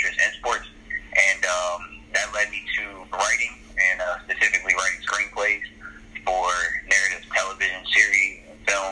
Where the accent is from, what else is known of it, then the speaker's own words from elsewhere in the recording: Petersburg, Virginia, United States; I'm originally from Petersburg, Virginia